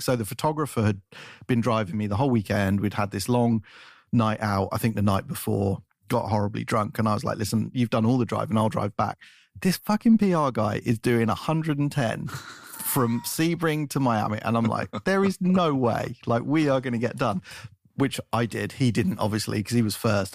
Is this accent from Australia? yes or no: no; England, United Kingdom; now in United States; as an Englishman